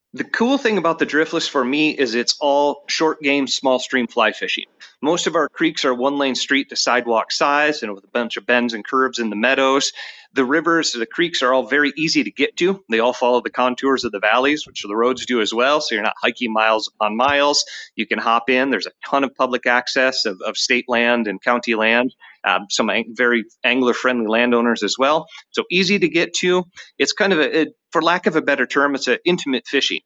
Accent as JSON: {"language": "English", "region": "Michigan", "country": "United States", "tie": "born or raised there", "also_born_or_lived": "New Mexico", "moved": "as an adult", "lives_now": "Viroqua, United States", "said": "somebody who grew up in, in Michigan"}